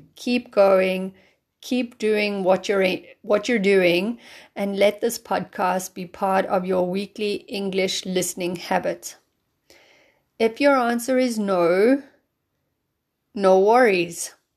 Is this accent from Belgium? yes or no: no; South Africa; moved away as an adult; also born or lived in London; now in Germany; I'm from South Africa